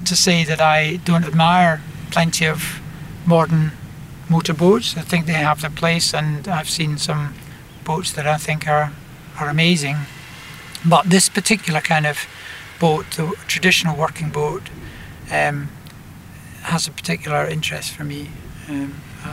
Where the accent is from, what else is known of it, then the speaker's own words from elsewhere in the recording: Glasgow, Scotland, United Kingdom; I grew up in Glasgow